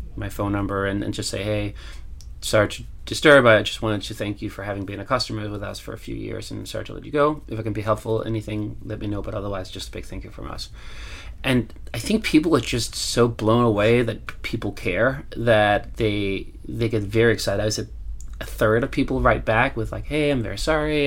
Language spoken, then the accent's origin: English; Copenhagen, Capital Region of Denmark, Denmark; I'm from Copenhagen